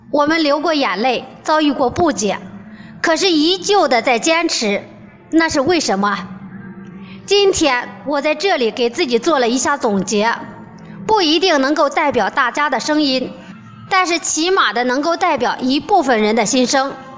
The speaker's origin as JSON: {"language": "Chinese", "town": "Shijiazhuang", "region": "Hebei", "country": "China", "said": "我的家在河北石家庄"}